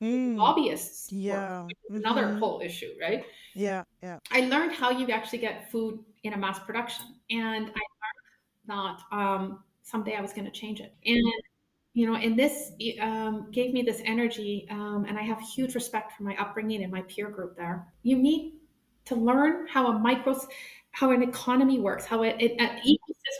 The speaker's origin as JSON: {"language": "English", "country": "Canada", "tie": "born or raised there", "moved": "as an adult", "lives_now": "Germany", "said": "I come from Canada. I come from the farmland. So I grew up in this beautiful environment"}